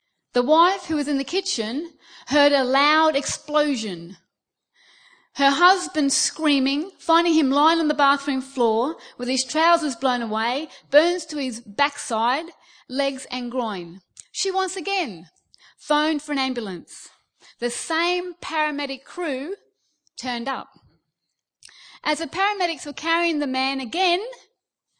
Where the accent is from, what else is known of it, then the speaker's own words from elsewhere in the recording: Australia; moved away as an adult; now in United Kingdom; Now, I'm Australian, okay? I've been here almost 5 years.